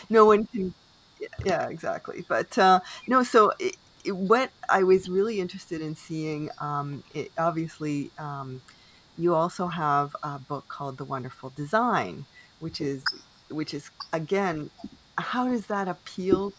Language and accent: English; Canada; I am unapologetically Canadian